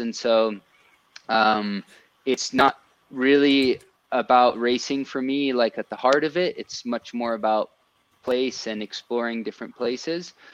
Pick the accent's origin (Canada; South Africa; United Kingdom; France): France; now in Colorado, United States; growing up in France, I, I, kind of had a bit of a multicultural you know background